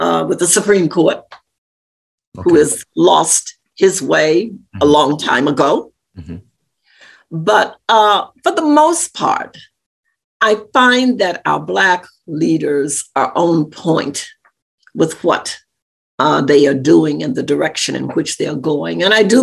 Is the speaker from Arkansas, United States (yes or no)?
yes; Arkansas, United States; I grew up in Arkansas, very close to Memphis, Tennessee